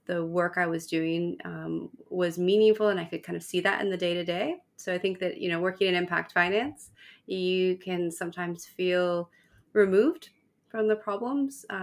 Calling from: Cape Town, Western Cape, South Africa; Cape Town, South Africa.

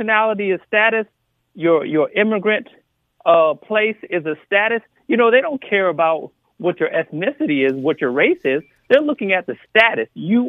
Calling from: Atlanta, Georgia, United States; I'm from Atlanta, Georgia.

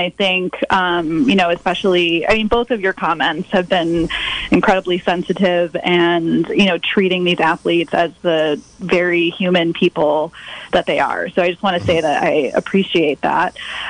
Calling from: Sonoma County, California, United States; I'm calling from Sonoma County, which is from where I will be calling moving forward.

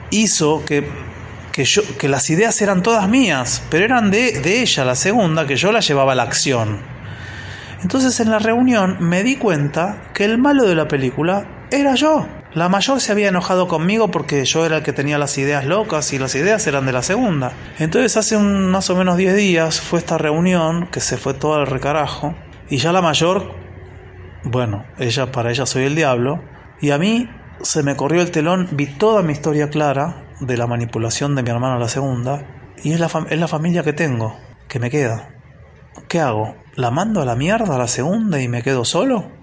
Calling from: Buenos Aires, Argentina; de Buenos Aires y hace unos días pasó así como un conflicto familiar

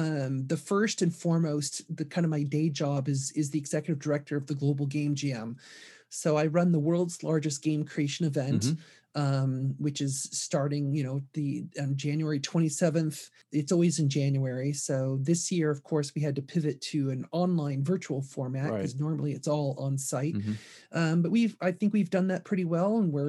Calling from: Seattle, Washington, United States; I am calling in from Seattle.

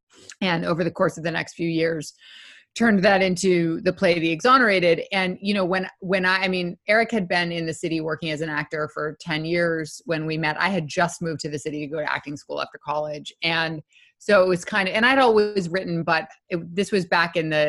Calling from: New York, United States; also born or lived in Brooklyn, United States; We're currently upstate in the Hudson Valley. My folks have a house up here that we have been crashing at for a couple of months.

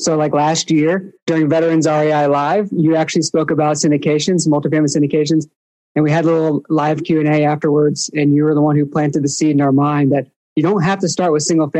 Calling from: Cambridge, East of England, United Kingdom; But we are calling in from Cambridge, England right now.

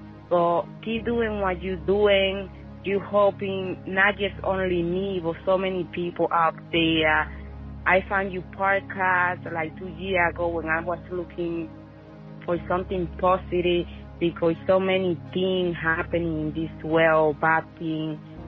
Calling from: Long Island, New York, United States; I'm calling from Long Island, New York.

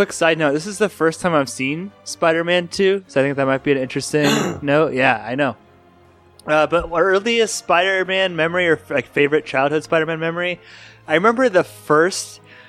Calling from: Louisville, Colorado, United States; also born or lived in Elkhart, Indiana; We're calling from Louisville, Colorado

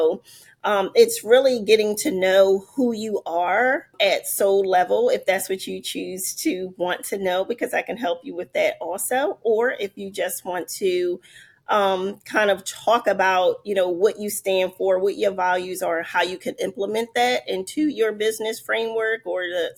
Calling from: Philadelphia, Pennsylvania, United States; I am joining from Philadelphia.

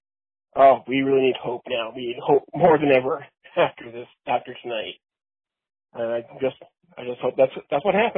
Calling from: Canada; I'm calling from Canada.

